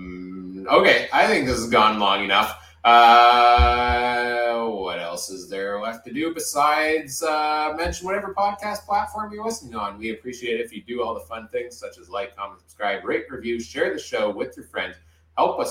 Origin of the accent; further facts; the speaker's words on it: Winnipeg, Manitoba, Canada; So I was born here